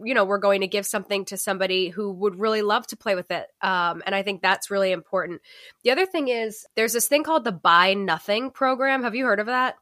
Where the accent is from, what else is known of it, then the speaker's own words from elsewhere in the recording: Northeast, United States; moved away; we're from the Northeast